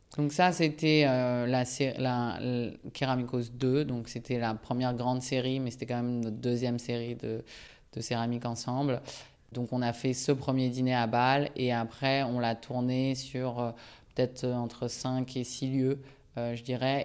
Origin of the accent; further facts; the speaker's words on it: France; also born or lived in Japan; je suis né au Japon et je suis venu vivre en France avec ma famille en 89 à l'âge de 6 ans. en mobilité professionnelle de mon père. Et après, j'ai grandi en France.